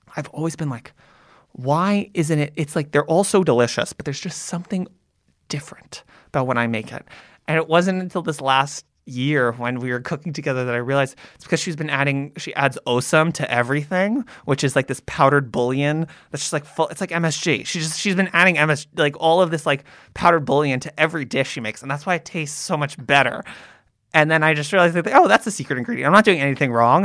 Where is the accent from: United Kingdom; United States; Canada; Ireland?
United States; growing up in America as an Ashkenazi Jew